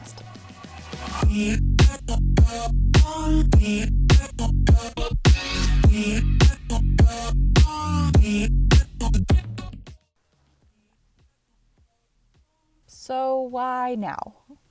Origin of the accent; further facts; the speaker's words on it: United States; I grew up in America